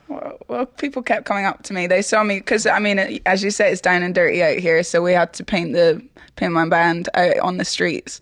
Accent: Edinburgh, Scotland, United Kingdom; I'm from Edinburgh.

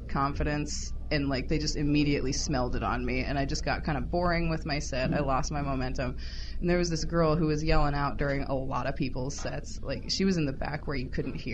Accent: Santa Cruz, California, United States; accent: Valley Girl; moved away; also born or lived in Omaha; I was born in Santa Cruz

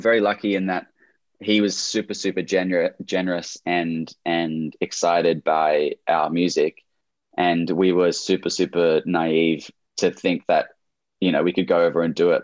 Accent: Camden, New South Wales, Australia; I was born born in Camden, which is about an hour south of Sydney in Australia

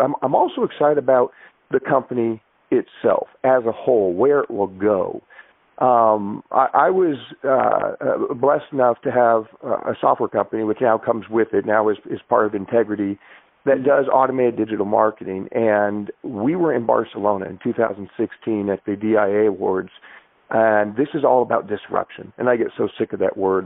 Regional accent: Everett, Washington, United States; a kid growing up with a single mom in Everett, Washington

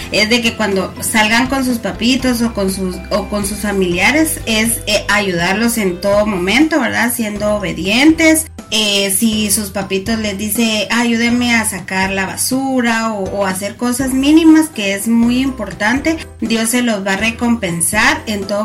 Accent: Guatemala; soy de Guatemala.

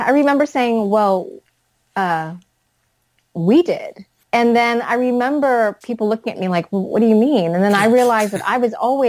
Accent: the South, United States; I grew up in the South, so I understand the Southern mentality

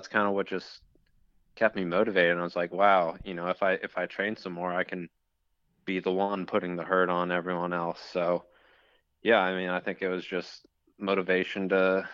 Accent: Richmond, Virginia, United States; I was from Richmond. So, you know, it's kind of my hometown race

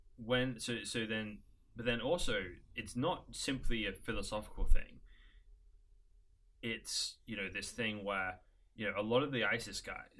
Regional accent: United Kingdom; now in United States; as a British person, there's some ways I represent British culture well

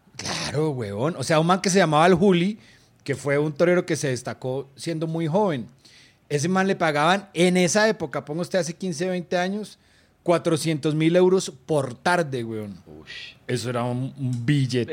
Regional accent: Manizales, Caldas, Colombia; yo crecí en Manizales, una ciudad de una cultura taurina que desde niño a uno lo llevaban a los toros

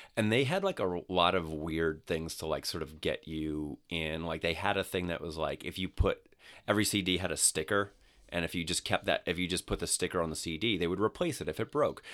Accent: New York City, New York, United States; Staten Island, New York

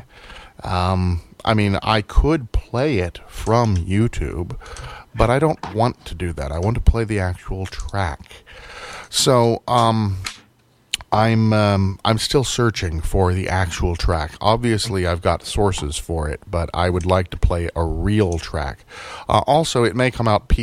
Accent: United States; I'm an American

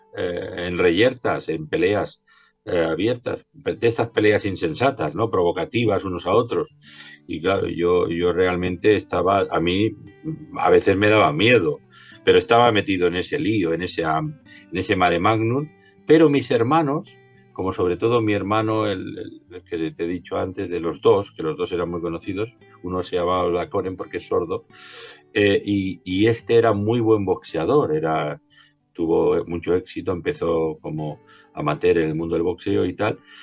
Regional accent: Barcelona, Catalonia, Spain; Nací en el, en el Raval de Barcelona

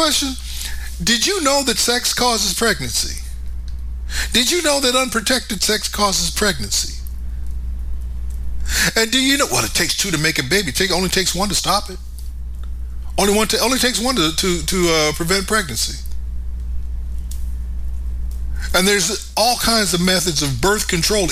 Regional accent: United States; I'm an American.

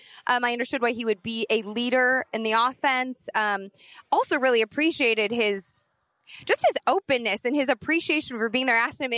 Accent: Chicago, Illinois, United States; As a Chicagoan

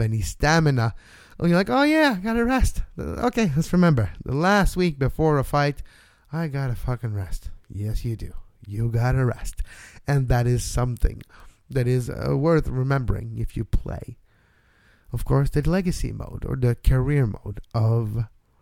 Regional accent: Montreal, Quebec, Canada; also born or lived in Toronto; I was born and raised in Montreal also

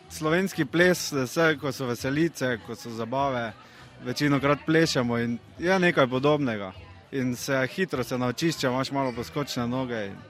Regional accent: Polčane, Slovenia; Sem tudi knes iz Polčan.

